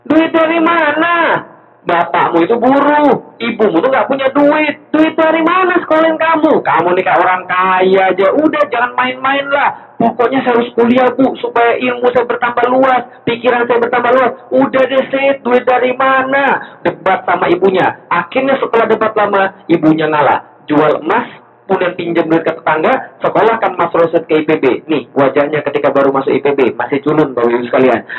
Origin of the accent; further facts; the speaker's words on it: Palembang, South Sumatra, Indonesia; moved away as an adult; also born or lived in Jakarta; 13 tahun berlalu dari Jakarta saya pergi ke Palembang, kota asal saya, hometown saya.